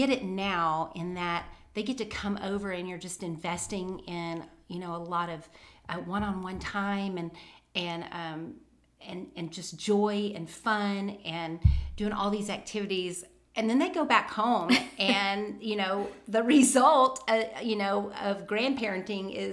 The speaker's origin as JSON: {"language": "English", "region": "Tennessee", "country": "United States", "tie": "born there", "also_born_or_lived": "Texas / Alabama", "said": "and then to Texas, and back to Alabama, and then back to Texas. So, and I was born in Tennessee. So pretty much Southern through and through."}